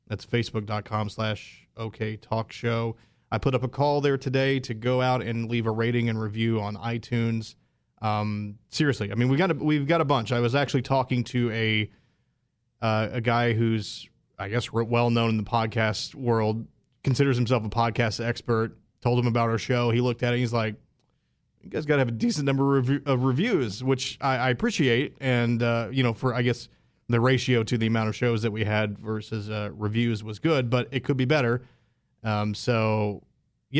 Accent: Springtown, Texas, United States; my hometown

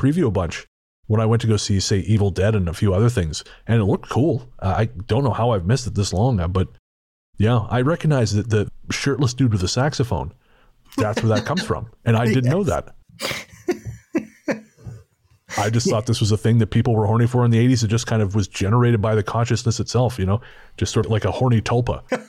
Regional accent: British Columbia, Canada; I remember when I was very young, growing up on Vancouver Island, I used to play alone in our 2 acres of woodland.

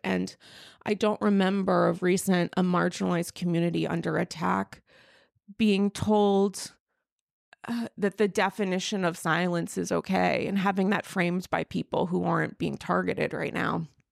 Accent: New York, United States; being a New Yorker

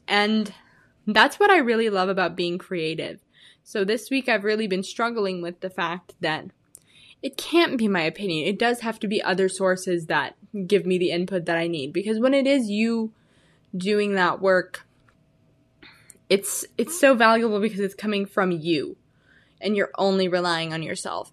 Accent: Illinois, United States; moved away as an adult; now in Arizona, United States; I'm originally from Illinois. I said I was from the Midwest last time. I am from Illinois

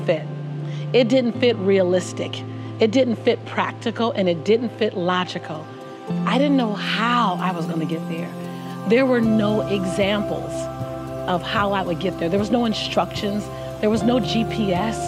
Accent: Los Angeles, California, United States; Born and raised in South Central Los Angeles

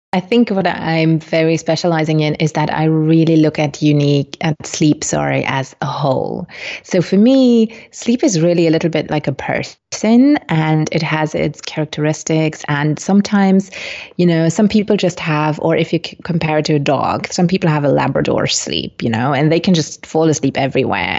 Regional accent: Luxembourg; also born or lived in Colombia; I'm originally from Colombia, but was adopted when I was four months old. And so I landed in Luxembourg

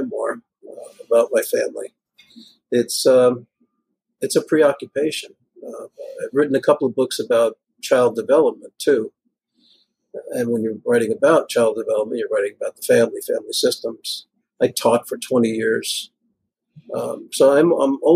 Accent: New York City, New York, United States; also born or lived in California; now in Bay Area, United States; When I grew up in Greenpoint, it's, you know, Polish and Italian mobsters everywhere

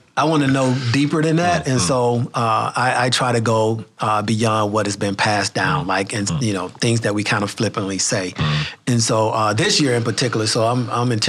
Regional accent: Montgomery, Alabama, United States; now in Ames, United States; I'm from Montgomery, Alabama, mm-hmm, and so mm-hmm. being able to go back home and connect with my mom

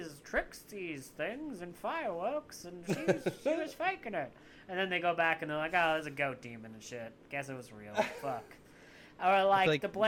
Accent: Canada; I am a Canadian. I'm super Canadian

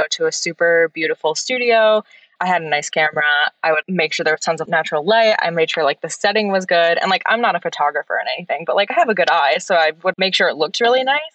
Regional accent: Wisconsin, United States; moved away as an adult; now in New York City, United States; I am from Wisconsin and I grew up performing and like doing all the theater in my school

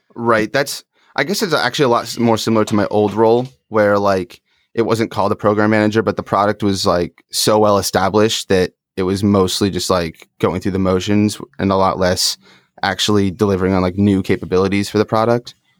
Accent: upstate New York, United States; now in Phoenix, United States; I grew up in upstate, though, so not in the city.

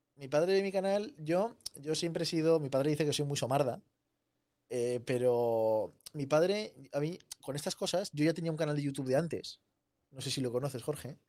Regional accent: Zaragoza, Aragon, Spain; also born or lived in Seville; Yo soy sevillano, aunque vivo en Zaragoza. Toda mi familia es de Zaragoza, pero por, vida de, mis padres, eh, yo nací en Sevilla y viví seis años en Sevilla

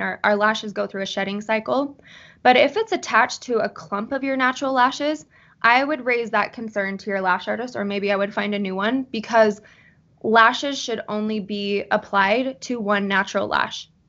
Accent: Salt Lake City, Utah, United States; I am from Salt Lake City, Utah

